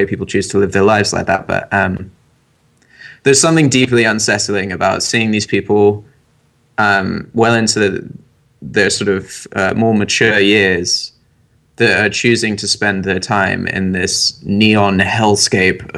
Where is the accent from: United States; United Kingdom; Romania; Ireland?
United Kingdom; England; I'm half American, so when I was growing up, I always had to come across to America for my summer holiday